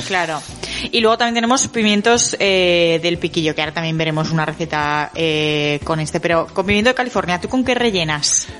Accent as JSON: {"language": "Spanish", "region": "Galicia", "country": "Spain", "said": "yo como buena gallega"}